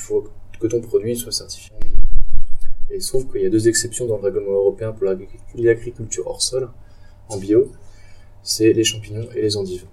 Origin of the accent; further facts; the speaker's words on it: Strasbourg, Grand Est, France; je viens de Strasbourg